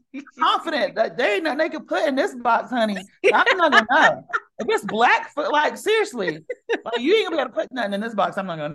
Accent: the South, United States; But I mean, I'm a Southerner, so butter, I'm not afraid of butter.

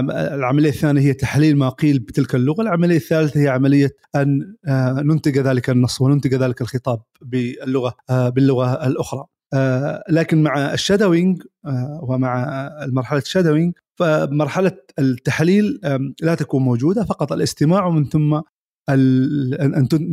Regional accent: Oman; بلادنا عمان

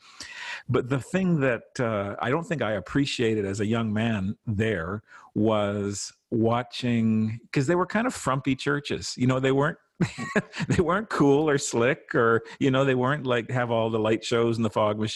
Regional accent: Saskatchewan, Canada; now in Toronto, Canada; when we were kids growing up in Saskatchewan

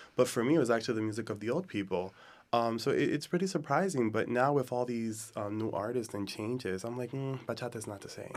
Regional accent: United States; I grew up in the United States, and I am Dominican

